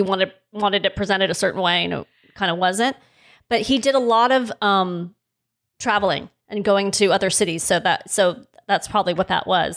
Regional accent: Los Angeles, California, United States; I grew up in North Hollywood, which is, for those outside of the city, is very, very close to Van Nuys

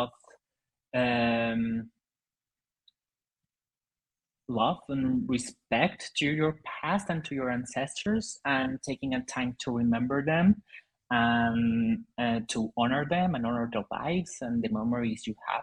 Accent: Mexico; English is a second language; In Mexico, we are influenced a lot by American culture

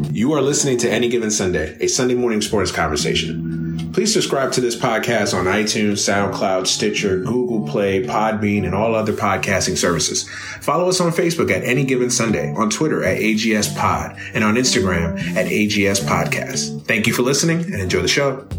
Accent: New York, United States; I'm from New York

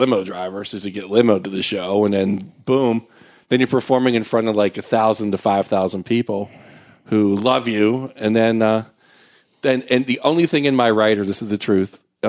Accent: Pittsburgh, Pennsylvania, United States; moved away as an adult; also born or lived in San Francisco; now in Los Angeles, United States; I grew up in Pittsburgh, Pennsylvania, and was just a bartender, kind of knock-around Italian kid

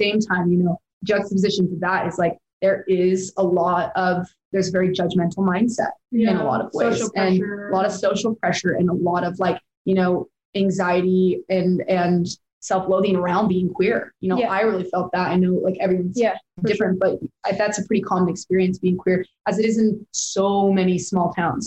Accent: Provo, Utah, United States; the county that we grew up in was very, very LDS

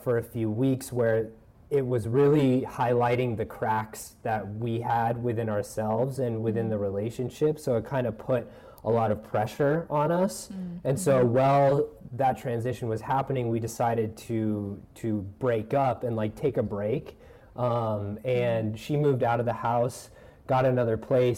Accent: Denver, Colorado, United States; moved away as an adult; also born or lived in Bayside, Queens, New York; now in New York, United States; I grew up in Denver, Colorado

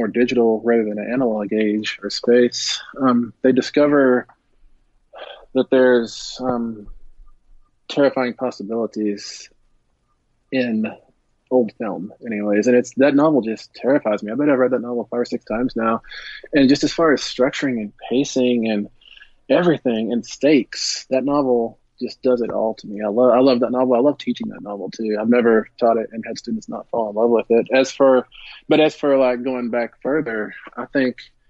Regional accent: Greenwood, Texas, United States; also born or lived in Midland, Texas; I was born in Midland. I grew up about 20 miles east of Midland, a little place called Greenwood

